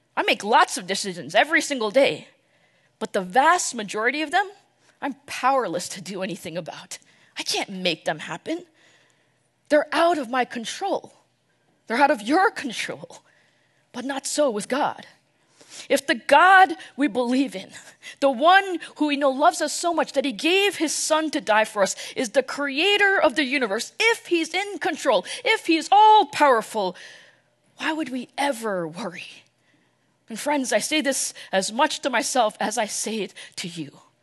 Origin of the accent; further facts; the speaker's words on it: New York, New Jersey, United States; moved away as an adult; now in Dallas, United States; I was born and raised in the New York, New Jersey area. Basically lived there my entire life until I moved here, uh, to Dallas a few years ago.